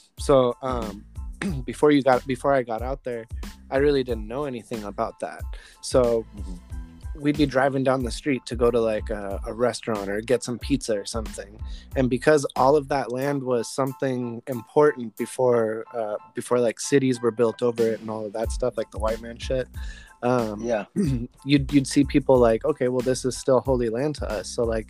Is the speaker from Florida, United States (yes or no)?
yes; Jacksonville, Florida, United States; born there; also born or lived in Sacramento / New Mexico / San Diego; So I was born in Jacksonville, Florida, actually.